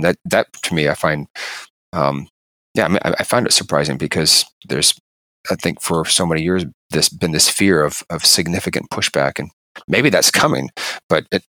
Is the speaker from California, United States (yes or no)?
yes; California, United States; I remember as a kid growing up in California